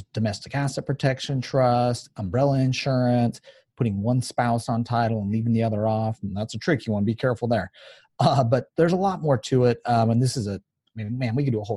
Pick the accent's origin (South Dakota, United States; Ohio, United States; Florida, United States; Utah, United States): Utah, United States; I'm from Utah